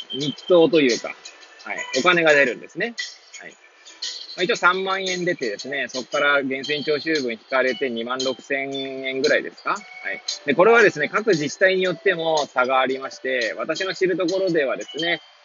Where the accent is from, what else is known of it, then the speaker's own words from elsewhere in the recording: Hachioji, Tokyo, Japan; moved away as an adult; now in Kamaishi, Japan; 八王子生まれ、八王子育ち、震災の前の年から釜石で働くポンコツ